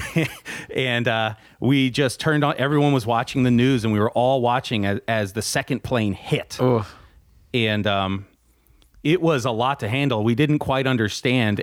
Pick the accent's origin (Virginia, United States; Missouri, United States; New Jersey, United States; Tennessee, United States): New Jersey, United States; I grew up in North Jersey, which is essentially a suburb of New York City